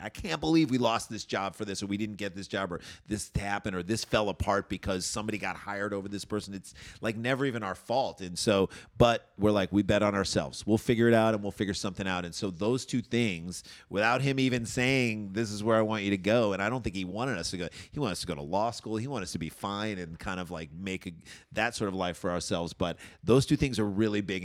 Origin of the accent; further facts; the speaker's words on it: St. Louis, Missouri, United States; moved away; also born or lived in Michigan; We're from St. Louis, went to school in Michigan